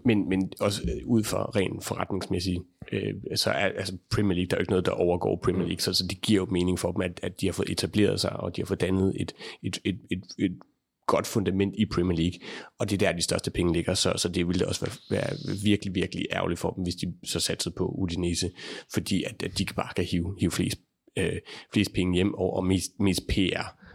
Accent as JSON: {"language": "Danish", "country": "Denmark", "said": "som dansker, mens jeg arbejder derovre"}